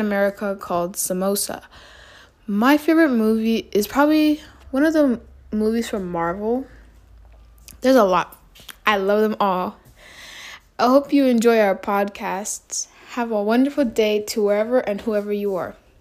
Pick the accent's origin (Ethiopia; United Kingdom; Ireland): Ethiopia; now in United States; my home country, Ethiopia